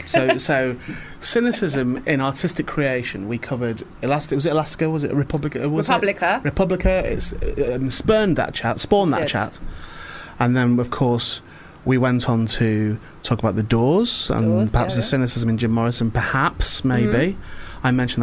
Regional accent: St Helens, North West England, United Kingdom; also born or lived in Warrington; Mate, St Helens.

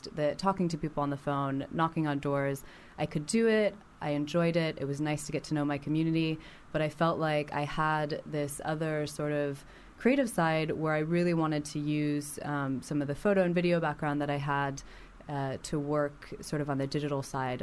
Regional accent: Las Vegas, Nevada, United States; I'm from Las Vegas

